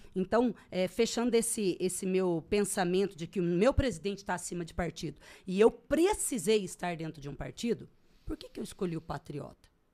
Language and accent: Portuguese; Brazil; now in Sorriso, Brazil; eu sou legítima brasileira